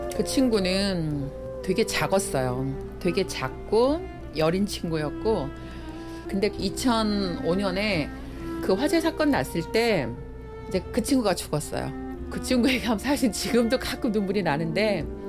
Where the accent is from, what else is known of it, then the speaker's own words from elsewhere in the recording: Seoul, South Korea; 여기가 그러니까 구주소로 하월곡동 88번지예요. 미아리 성매매 집창촌 이 지역. 저는 여기가 원래 고향이에요